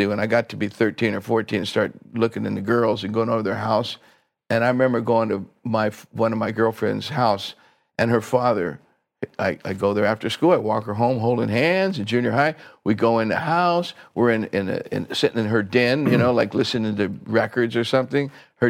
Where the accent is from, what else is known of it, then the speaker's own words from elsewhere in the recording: Fontana, California, United States; Fontana, California.